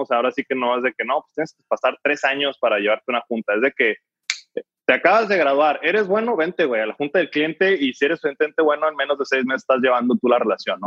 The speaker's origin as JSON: {"language": "Spanish", "country": "Mexico", "said": "como mexicanos"}